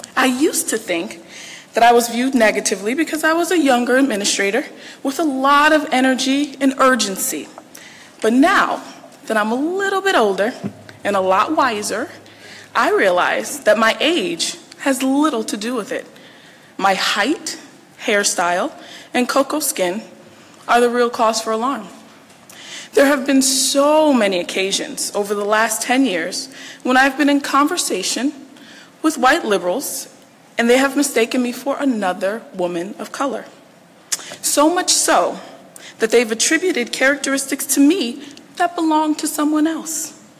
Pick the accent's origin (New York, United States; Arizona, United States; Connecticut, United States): Connecticut, United States; Bridgeport; moved away as an adult; also born or lived in Baltimore, Maryland; now in Washington, D.C., United States; I grew up in Bridgeport, Connecticut